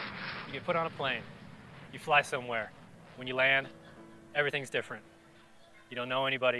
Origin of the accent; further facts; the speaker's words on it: Colorado, United States; also born or lived in South Korea; When I was 5 years old, I was adopted from Korea. I was transported and flown to a different planet, and my life started in Colorado. … 31. I live in Fort Collins, Colorado.